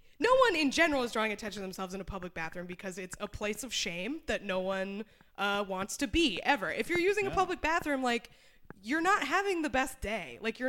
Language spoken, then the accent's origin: English; New Hampshire, United States; moved away; also born or lived in Austin, Texas; I'm from New Hampshire.